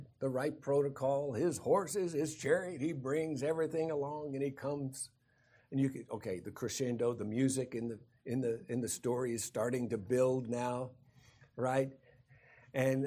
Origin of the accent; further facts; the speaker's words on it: Kansas, United States; now in Colorado, United States; growing up in Kansas